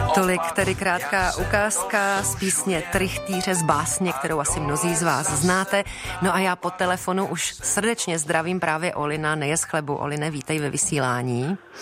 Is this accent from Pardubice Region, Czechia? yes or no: no; Prague, Czechia; ač pocházím z Prahy